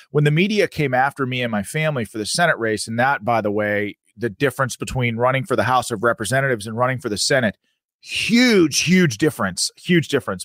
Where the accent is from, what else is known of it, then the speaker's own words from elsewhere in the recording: Pennsylvania, United States; I'm from Pennsylvania.